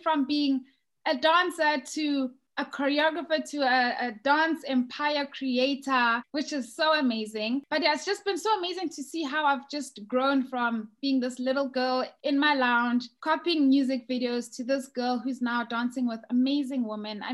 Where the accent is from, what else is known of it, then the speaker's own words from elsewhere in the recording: South Africa; moved away as an adult; now in United Kingdom; I'm originally from South Africa